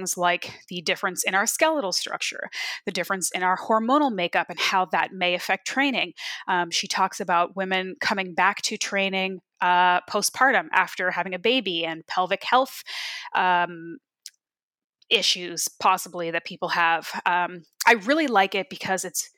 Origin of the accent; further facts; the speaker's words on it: Canada; also born or lived in Ontario; I grew up in Canada, but I still am not like a cold person in my veins